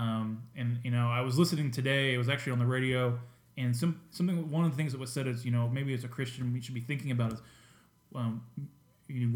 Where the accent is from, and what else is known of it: United States